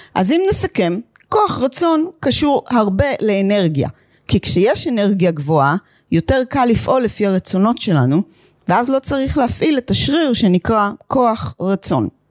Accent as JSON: {"language": "Hebrew", "country": "Israel", "also_born_or_lived": "United States", "moved": "yes", "said": "תושבת חדשה ישנה בישראל, אחרי 21 שנים בארצות הברית"}